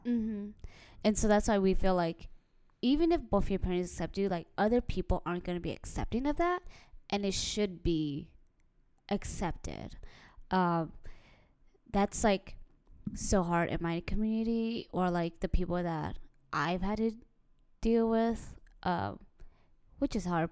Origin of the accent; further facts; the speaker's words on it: United States; we grew up in America